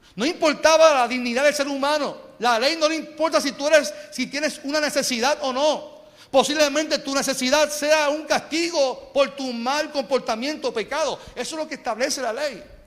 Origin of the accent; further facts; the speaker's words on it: Puerto Rico; Y nosotros seguimos a Cristo siendo puertorriqueños.